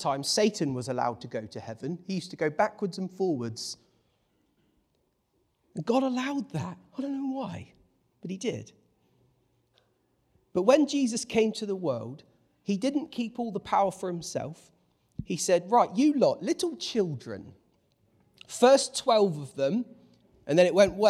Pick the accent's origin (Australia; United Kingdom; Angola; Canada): United Kingdom; England; I'm English, whether I like it or not. Both my parents were English. And I've accidentally become English because I've spent my life hanging out with English people